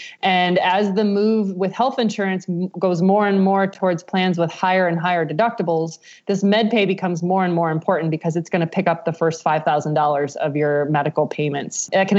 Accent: Midwest, United States; I'm from the Midwest, we wave at everybody kind of thing.

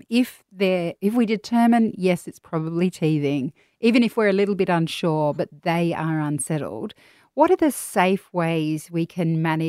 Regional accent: Australia; as an Aussie, we all grew up with Bonjela.

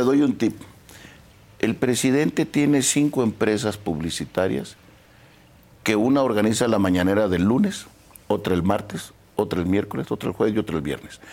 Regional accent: Sinaloa, Mexico; yo finalmente nací en Sinaloa

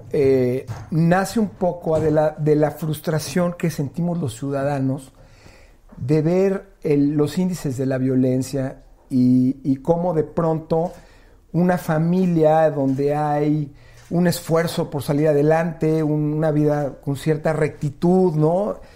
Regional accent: Mexico; Fíjate, la malagueña, soy puro mexicano, el herradero, mi preferida.

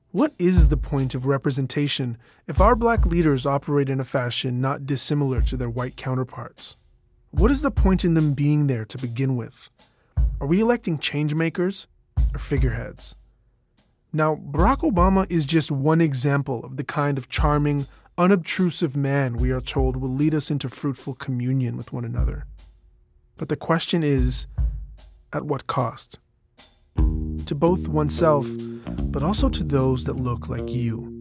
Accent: Canada; I'm Canadian

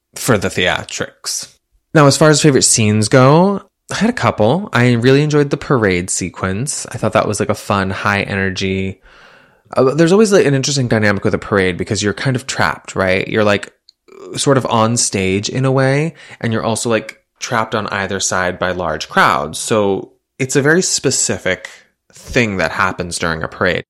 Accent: Massachusetts, United States; I'm from Massachusetts

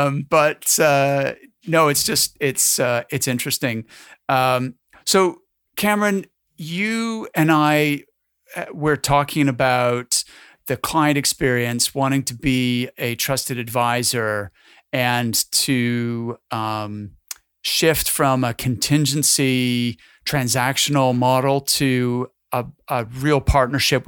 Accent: Halifax, Nova Scotia, Canada; I'm from Halifax, Nova Scotia, which is just a ferry ride away from you guys.

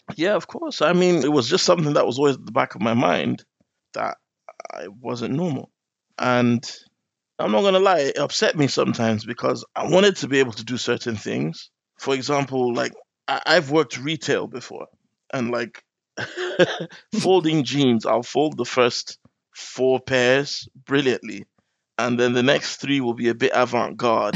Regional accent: Nigeria; now in London, United Kingdom; my parents moved back when I was still quite little. So I spent half my life in Nigeria.

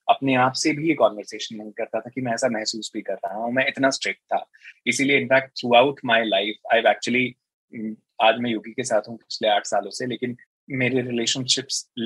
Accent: Punjab, India; मैंने बचपन से यही सुना था कि हाँ यू नो मैं पंजाबी हूँ

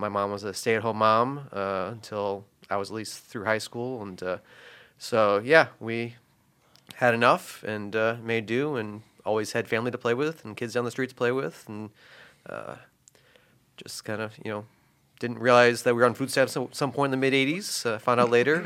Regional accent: Northwest Indiana, United States; growing up in Northwest Indiana

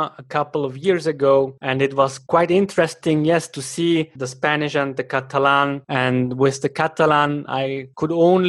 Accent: German-speaking Switzerland, Switzerland; accent: Swiss German; English is a second language; Yes, I am from Switzerland, but my father comes from Argentina.

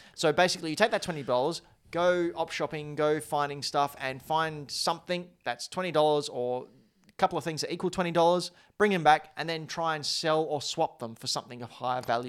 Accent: Australia; Say g'day, Cobber, 'cause we're Australian, mate

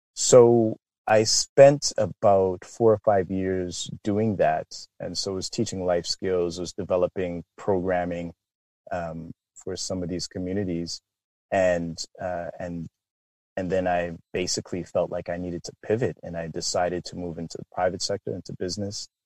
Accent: Canada; born or raised there; also born or lived in London, England

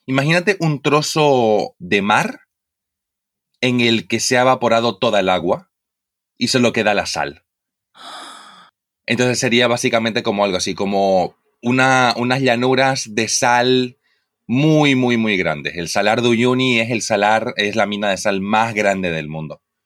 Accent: Santa Cruz de la Sierra, Santa Cruz, Bolivia; yo vengo de Santa Cruz. Yo vengo de lo que es el oriente boliviano

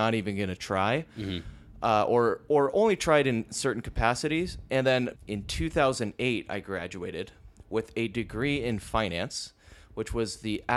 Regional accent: Lake Forest, California, United States; moved away as an adult; also born or lived in Mission Viejo; So I am from Orange County, California, originally from Lake Forest and Mission Viejo area. And I lived in Orange County my entire life up until I was 28 years old.

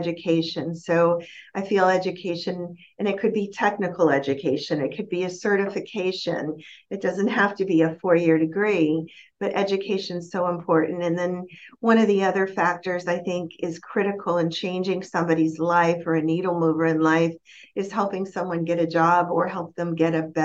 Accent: Miami, Florida, United States; moved away; I'm from Miami

